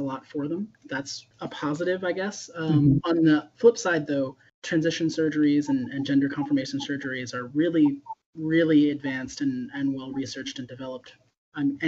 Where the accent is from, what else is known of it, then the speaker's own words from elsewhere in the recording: Lynchburg, Virginia, United States; I grew up in Lynchburg, Virginia